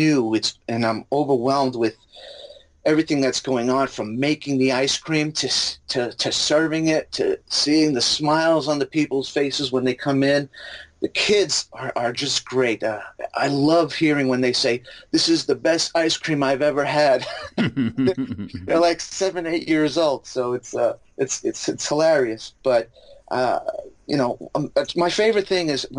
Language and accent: English; New York City, New York, United States; moved away; I grew up in the Bronx, so I don't know if you could tell by my accent